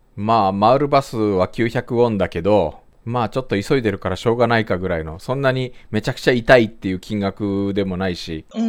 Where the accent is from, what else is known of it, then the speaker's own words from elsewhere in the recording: Japan; moved away as an adult; now in South Korea; 日本生まれ今は2回目の韓国在住日本人